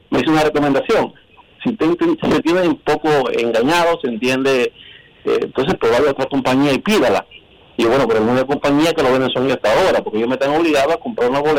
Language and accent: Spanish; San José de Ocoa, Dominican Republic; Yo soy de San José de Ocoa.